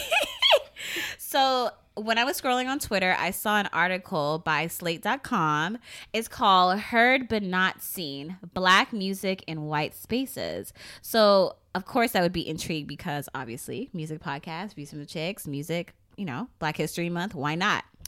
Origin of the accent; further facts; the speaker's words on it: Philadelphia, Pennsylvania, United States; we grew up in Philly